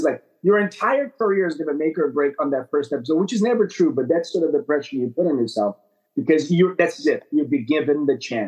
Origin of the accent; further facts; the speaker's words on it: Brazil; moved away as an adult; now in Canada; I grew up in Brazil. I moved to Canada in my 20s to attend film school